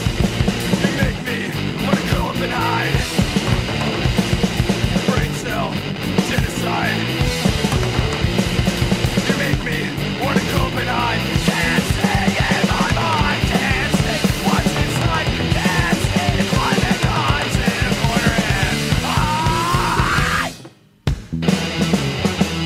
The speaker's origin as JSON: {"language": "English", "town": "Akron", "region": "Ohio", "country": "United States", "said": "I'm from Akron, so they're local"}